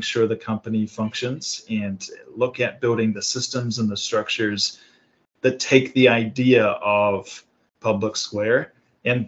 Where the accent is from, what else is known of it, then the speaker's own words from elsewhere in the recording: New Zealand; moved away as an adult; also born or lived in Sydney, Australia; now in Carlsbad, United States; I was born in Australia, Sydney, Australia, grew up in New Zealand. So I'm a Pacific Islander, and I grew up in basically just rural New Zealand